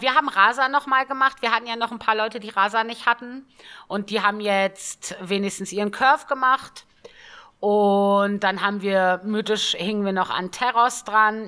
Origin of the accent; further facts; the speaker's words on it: Northern Germany, Germany; Ich komme ja auch gebürtig aus dem Norden.